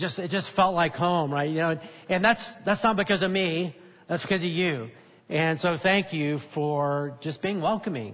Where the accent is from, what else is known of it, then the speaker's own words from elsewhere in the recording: North Alabama, United States; moved away; I grew up in North Alabama